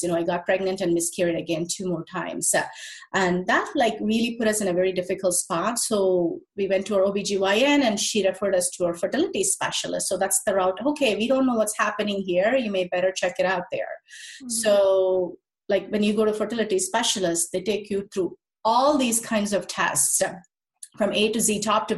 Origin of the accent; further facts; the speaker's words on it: India; moved away; I'm originally from India